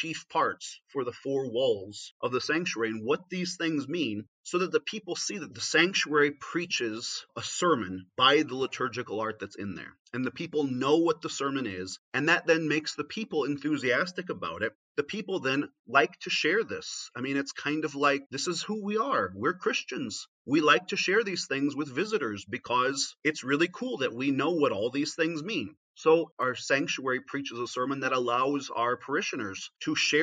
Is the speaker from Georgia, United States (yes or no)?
no; Northeast Indiana, United States; every church I grew up in Northeast Indiana had a crucifix in it